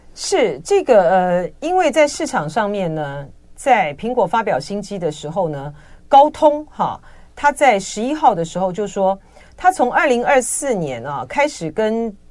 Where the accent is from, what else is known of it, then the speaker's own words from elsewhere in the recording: Taiwan; 我们在台湾都讲台语